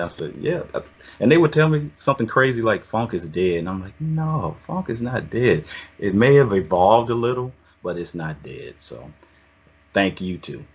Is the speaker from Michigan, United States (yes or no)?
no; Oakland, California, United States; also born or lived in Atlanta, Georgia; I was born in Atlanta, but raised in the o- Oakland